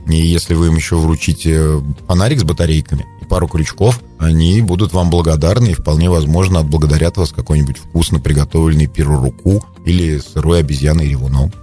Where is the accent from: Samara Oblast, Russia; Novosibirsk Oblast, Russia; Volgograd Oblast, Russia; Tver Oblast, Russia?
Tver Oblast, Russia; Kopyly village, Selizharovo District; я вырос в деревне Сележаровского района, деревне Копылы